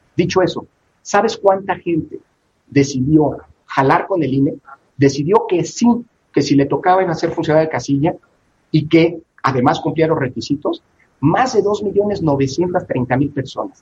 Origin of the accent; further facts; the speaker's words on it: Mexico; como mexicano